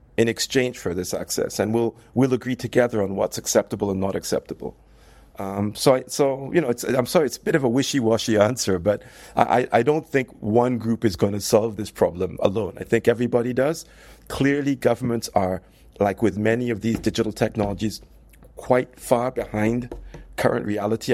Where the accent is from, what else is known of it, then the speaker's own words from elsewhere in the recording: United Kingdom; also born or lived in United States; now in France; I'm, I'm, I'm British. I, I lived in the U S for many years